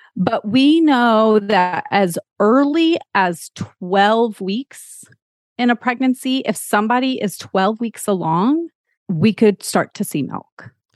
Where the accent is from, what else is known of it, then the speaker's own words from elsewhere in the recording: Texas, United States; moved away as an adult; now in Massachusetts, United States; I'm actually originally from Texas, but I've lived all over the place